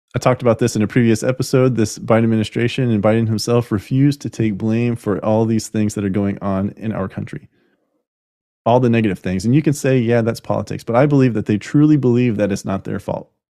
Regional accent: United States; We are continuing as the American people

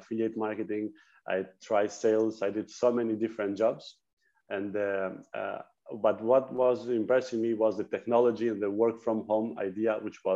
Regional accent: Greece; I'm from Greece. I live in Athens.

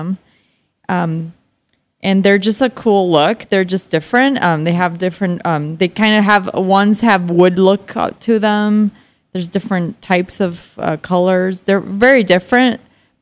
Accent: Miami, Florida, United States; also born or lived in Argentina; I grew up in Miami

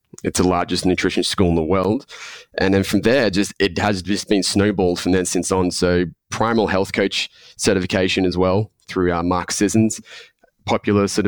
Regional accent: Melbourne, Victoria, Australia; accent: Australian; born and raised in Melbourne. I've spent the majority of my life here.

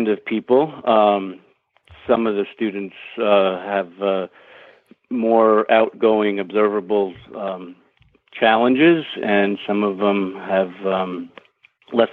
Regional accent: New York City, New York, United States; also born or lived in Northeast Pennsylvania; now in Pennsylvania, United States; I'm originally from Brooklyn, New York.

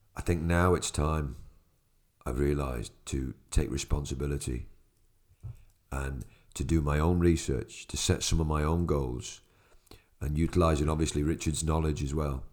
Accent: Ireland; as an Irishman

